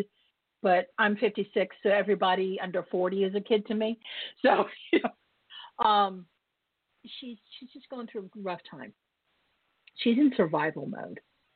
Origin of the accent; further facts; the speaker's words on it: the South, United States; I'm from the South, and I actually did go to finishing school